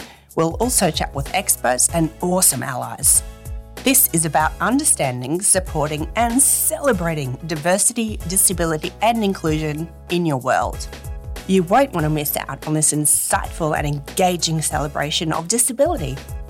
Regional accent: Australia; I'm really excited to be your host. I'm an Australian and a proud member of the disability community

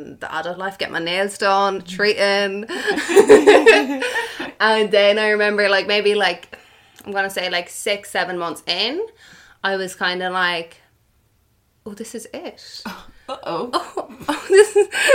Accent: Ireland; first language Irish; English is a second language; in first year of secondary school, I had my first exam in Irish.

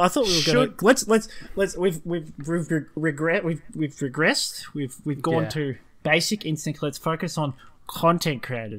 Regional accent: Australia; since we're Australian

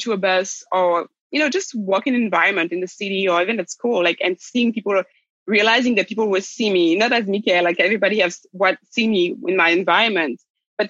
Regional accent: Rennes, Brittany, France; moved away; also born or lived in Brazzaville, Republic of the Congo / United States; We landed in France in a city called Rennes in the west side of France in a region called Brittany. That's where I grew up.

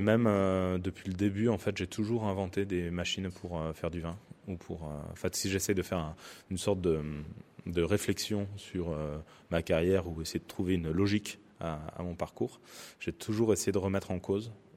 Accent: Saint-Jean-de-Luz, Nouvelle-Aquitaine, France; j'étais pas du Rugne, mais plutôt de Saint-Jean-de-Luz

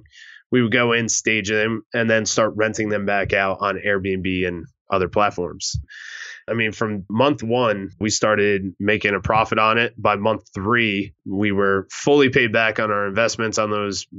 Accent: New Jersey, United States; moved away as an adult; I was lucky enough to be mentored by a pretty large investor in my hometown back in New Jersey.

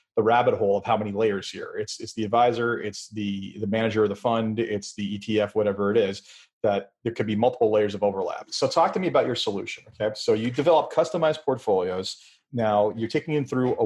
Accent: Canada; As a Canadian

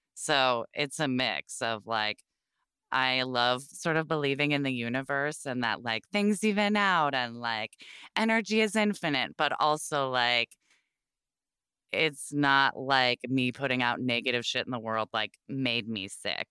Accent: Portland, Oregon, United States; I grew up in Portland, Oregon

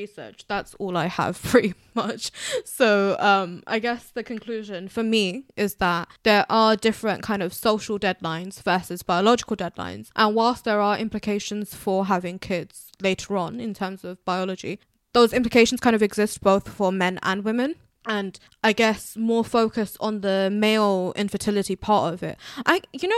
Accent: United Kingdom; I'm a British Bangladeshi

